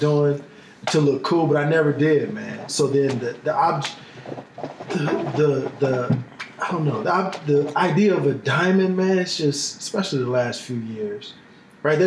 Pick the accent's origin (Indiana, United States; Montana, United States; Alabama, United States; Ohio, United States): Indiana, United States; Hammond; also born or lived in Michigan City, Indiana; Born in Michigan City, Indiana, St. Anthony's Hospital, but grew up in Hammond, Indiana